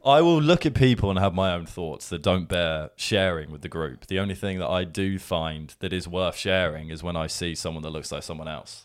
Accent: England, United Kingdom; accent: English; what came out of my mouth was an English accent

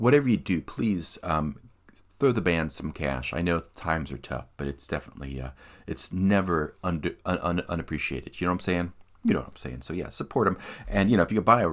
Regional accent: Philadelphia, Pennsylvania, United States; moved away; Philadelphia, my hometown. And yeah, I grew up seeing them in the punk scene in Philly

